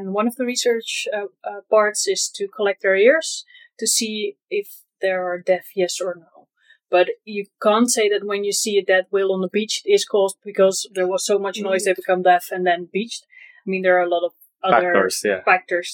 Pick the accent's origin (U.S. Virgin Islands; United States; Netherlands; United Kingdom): Netherlands; from the Netherlands.